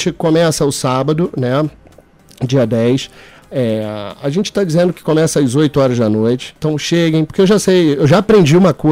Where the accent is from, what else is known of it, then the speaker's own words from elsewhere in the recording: Rio de Janeiro, Brazil; Eu sou carioca.